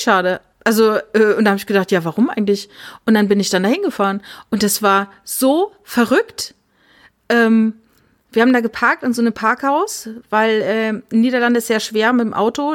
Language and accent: German; Saarland, Germany; Also ich komme ja aus dem Saarland